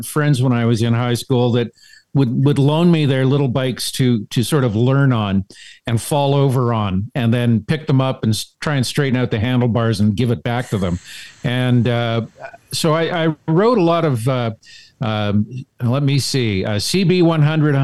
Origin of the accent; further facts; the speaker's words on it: Alberta, Canada; also born or lived in Calgary / Edmonton; I grew up in Alberta. I did my high school and some university in Calgary, and the rest of the time I lived in Edmonton.